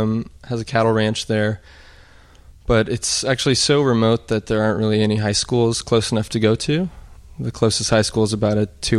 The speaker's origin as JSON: {"language": "English", "town": "Birney", "region": "Montana", "country": "United States", "tie": "born or raised there", "also_born_or_lived": "Sheridan, Wyoming", "said": "Well, I was born in Sheridan, Wyoming, actually, which is just a little ways from Burney, Montana, where my parents have a cattle ranch."}